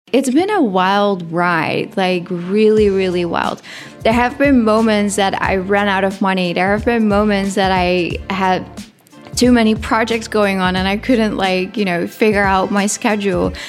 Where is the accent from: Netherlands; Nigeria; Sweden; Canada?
Netherlands; English is a second language; moved away as an adult; I come from the Netherlands